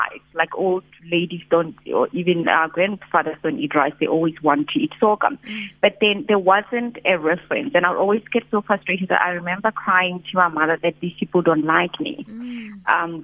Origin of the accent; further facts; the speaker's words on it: Rustenburg, North West, South Africa; I grew up in Rustenburg.